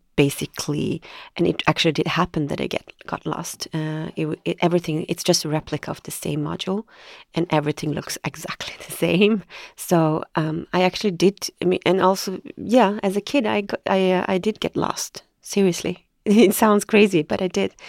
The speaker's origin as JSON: {"language": "English", "area": "Bromsten/Brandbergen, outside Stockholm", "region": "Stockholm County", "country": "Sweden", "tie": "born or raised there", "said": "I grew up in Brambergen, which is maybe half an hour outside of Stockholm."}